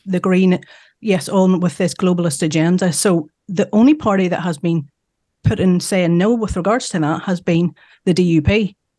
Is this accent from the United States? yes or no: no; Northern Ireland, United Kingdom; we're from Northern Ireland